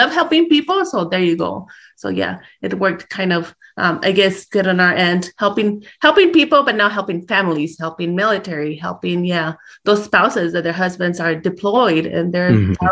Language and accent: English; Chaparral, New Mexico, United States; accent: El Paso; English is a second language; moved away as an adult; also born or lived in El Paso, Texas; now in Clovis, United States; I'm from Chaparral